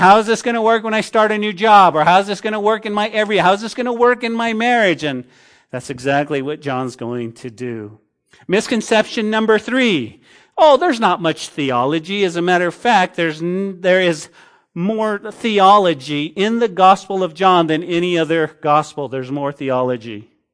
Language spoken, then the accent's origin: English; Santa Fe, New Mexico, United States; the town that I grew up in Santa Fe